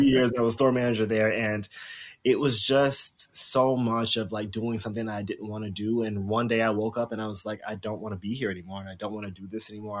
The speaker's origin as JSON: {"language": "English", "region": "South Carolina", "country": "United States", "tie": "born or raised there", "moved": "yes", "said": "I grew up in South Carolina. I grew up on a farm in South Carolina"}